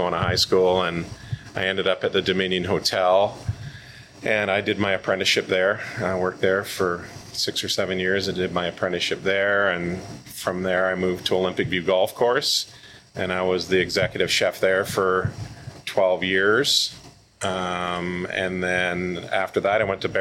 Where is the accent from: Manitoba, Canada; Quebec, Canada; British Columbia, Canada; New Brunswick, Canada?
British Columbia, Canada; Victoria; Born and raised in Victoria